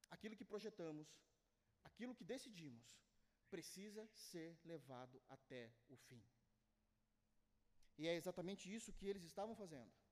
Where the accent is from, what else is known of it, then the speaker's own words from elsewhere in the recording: Brazil; eu sou brasileiro